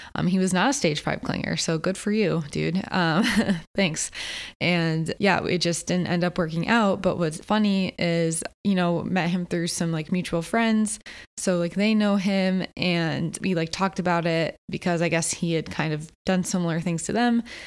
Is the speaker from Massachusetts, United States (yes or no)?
no; Connecticut, United States; moved away as an adult; also born or lived in Philadelphia, Pennsylvania; now in Los Angeles, United States; I grew up on the East Coast my whole life, you know, grew up in Connecticut, lived in Philly.